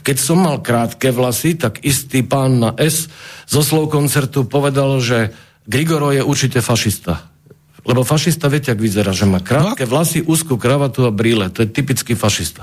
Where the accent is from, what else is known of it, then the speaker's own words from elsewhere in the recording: Bratislava, Bratislava Region, Slovakia; som z Bratislavy